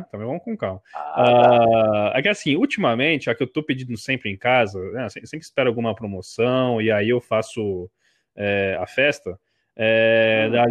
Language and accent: Portuguese; Rio de Janeiro, Brazil; sou do Rio